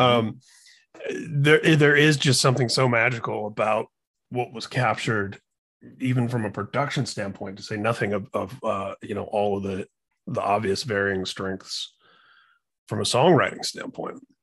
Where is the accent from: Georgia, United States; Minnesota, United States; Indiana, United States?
Indiana, United States; I'm from Indiana